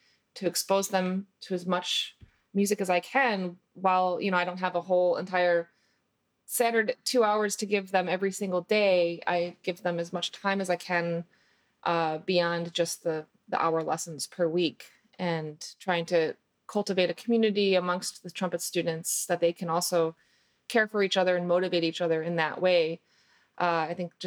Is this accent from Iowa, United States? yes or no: no; Chicago suburbs, Illinois, United States; I grew up in the Chicago suburbs